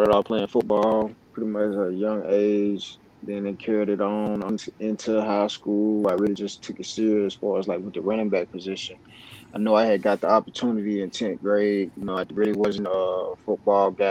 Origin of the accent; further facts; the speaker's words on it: Indianola, Mississippi, United States; I'm from Indianola, Mississippi